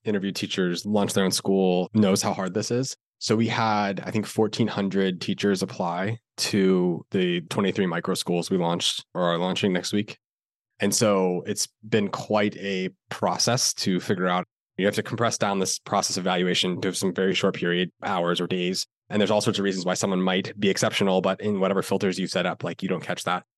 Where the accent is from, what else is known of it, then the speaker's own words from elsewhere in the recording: Florida, United States; I grew up in Florida